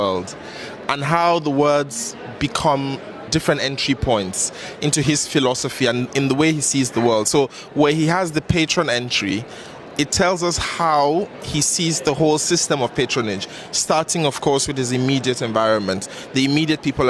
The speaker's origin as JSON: {"language": "English", "town": "Kaduna", "region": "Kaduna State", "country": "Nigeria", "said": "I'm from Kaduna, which is north central Nigeria. So yes, I am from the north"}